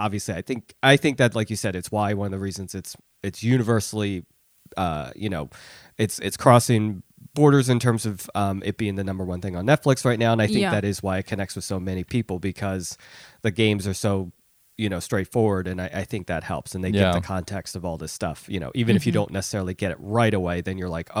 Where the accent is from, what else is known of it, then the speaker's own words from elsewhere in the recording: Philadelphia, Pennsylvania, United States; And I really just thought of myself as American, you know, or more specifically Philadelphian, because I grew up in Philly